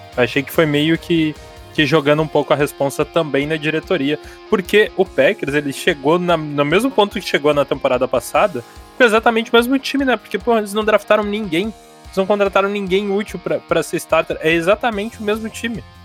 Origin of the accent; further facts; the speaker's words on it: Rio Grande do Sul, Brazil; eu sou gaúcho